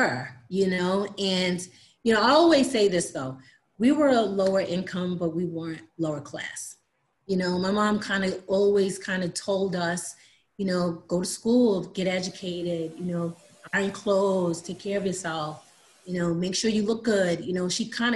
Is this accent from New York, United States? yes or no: yes; Long Island, New York, United States; moved away as an adult; also born or lived in Miami; now in Atlanta, United States; Growing up in Long Island